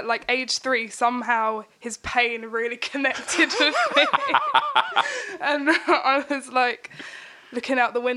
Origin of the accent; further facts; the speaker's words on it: Basildon, East of England, United Kingdom; also born or lived in Stanford-le-Hope / Corringham; I was born in Basildon